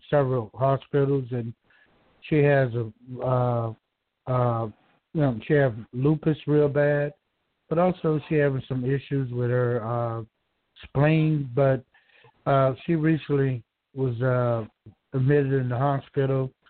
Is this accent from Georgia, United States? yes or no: yes; Georgia, United States; I'm from Georgia.